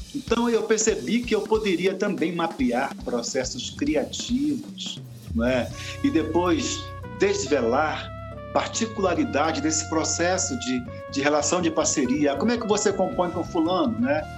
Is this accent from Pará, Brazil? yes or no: yes; Belém, Pará, Brazil; moved away as an adult; now in Brasília, Brazil; eu sou paraense, na verdade, de Belém. Eu, desde menino, 14, 15 anos, que eu me envolvi com teatro